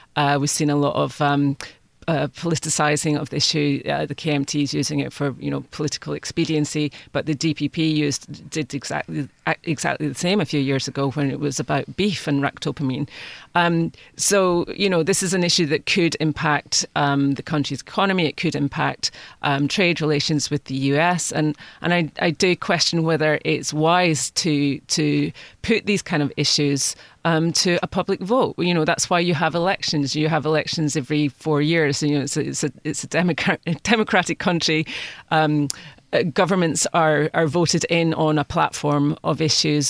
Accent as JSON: {"language": "English", "country": "United Kingdom", "moved": "yes", "said": "speaking as, as a Brit"}